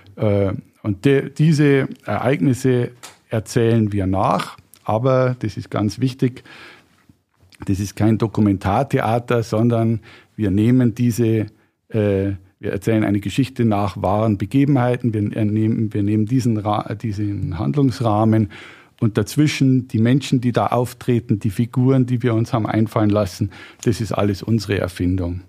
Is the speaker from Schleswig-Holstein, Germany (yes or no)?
no; Regensburg, Bavaria, Germany; Ich bin Regensburger, bin da aufgewachsen, habe auch die meiste Zeit meines Lebens da gewohnt